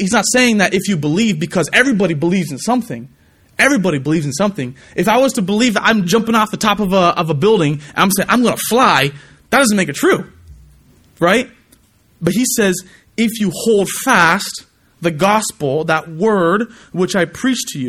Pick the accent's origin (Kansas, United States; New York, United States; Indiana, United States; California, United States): California, United States; moved away; I'm from California